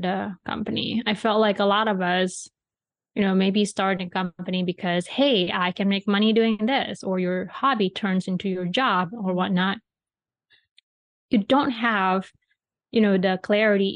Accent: Bali, Indonesia; moved away; when I was growing up in Bali

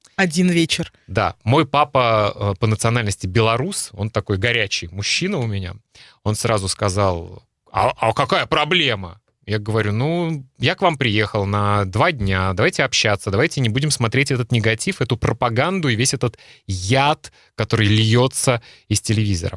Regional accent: Russia; moved away as an adult; now in Europe; я родился в России, уже много лет живу в Европе

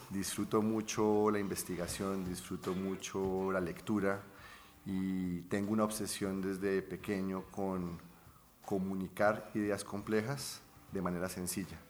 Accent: Bucaramanga, Santander, Colombia; moved away as an adult; also born or lived in London; Yo nací en Bucaramanga.

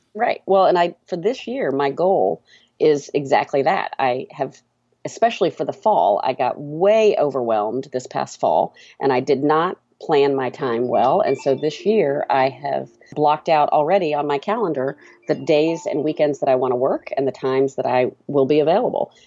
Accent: Atlanta, Georgia, United States; we're from Atlanta. uh, I live just inside of two eighty-five and kind of, uh, middle Atlanta

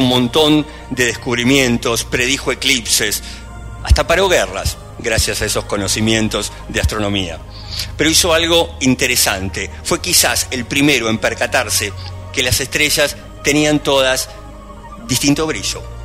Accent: Argentina; soy argentino

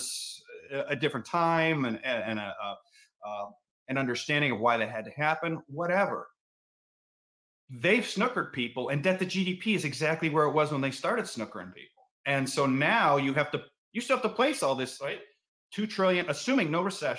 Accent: Cleveland, Ohio, United States; I'm from Cleveland

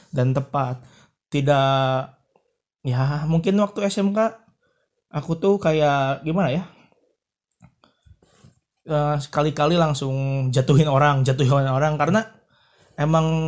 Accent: Bandung, West Java, Indonesia; also born or lived in Garut; setelah itu saya dibawa ke Bandung dan buat akte kelahiran di Bandung

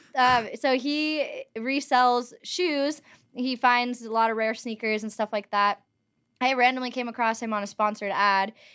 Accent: Los Angeles, California, United States; also born or lived in Montana; I am from Los Angeles. I was born and raised here

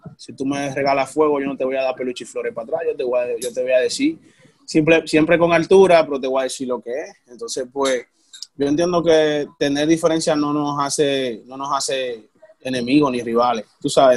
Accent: Dominican Republic; Nosotros somos, nosotros somos dominicanos

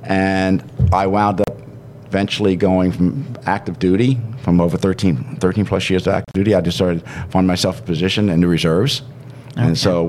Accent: Northeast, United States; moved away; I was from the Northeast

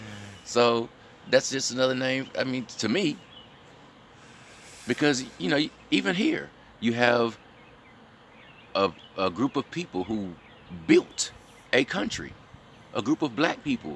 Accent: Mississippi, United States; I'm from Mississippi

